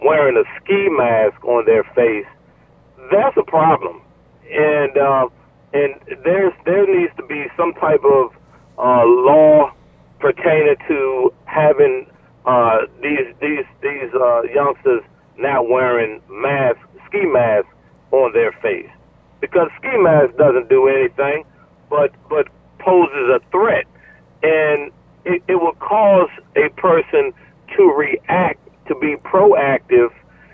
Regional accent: Lanham, Maryland, United States; also born or lived in Laurel, Maryland; I'm a graduate from Duval High School

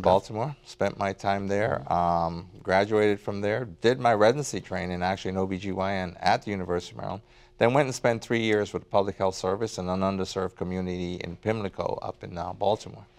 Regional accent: Port Antonio, Portland, Jamaica; also born or lived in Kingston, Jamaica; now in United States; born in, um, Kingston, um, but spent most of my time in, uh, Port Antonio

